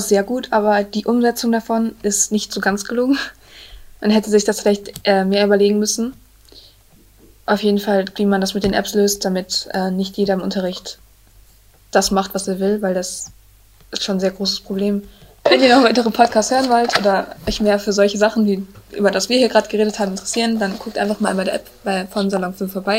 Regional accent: Münster, North Rhine-Westphalia, Germany; wir sind aus Münster

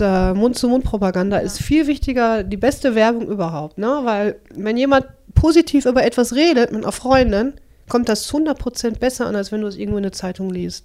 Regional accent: Dorsten, North Rhine-Westphalia, Germany; moved away as an adult; also born or lived in Kirchhellen; now in Bottrop, Germany; ich bin in Dorsten geboren

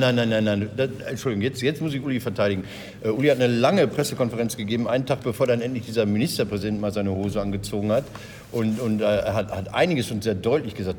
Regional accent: Recklinghausen, North Rhine-Westphalia, Germany; Recklinghausen, da wo ich herkomme

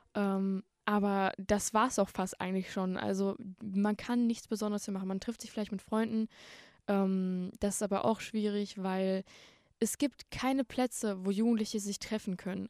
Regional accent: Bottrop, North Rhine-Westphalia, Germany; ich bin schon immer in Bottrop aufgewachsen

